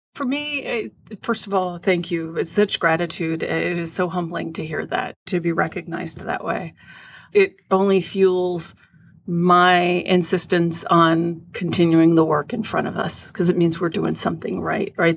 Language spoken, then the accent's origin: English; San Antonio, Texas, United States; growing up in San Antonio, Texas